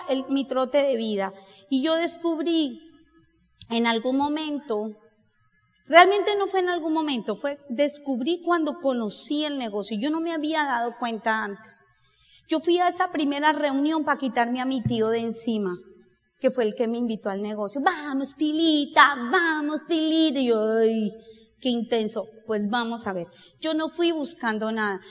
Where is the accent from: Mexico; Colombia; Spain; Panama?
Colombia; yo no vengo de Colombia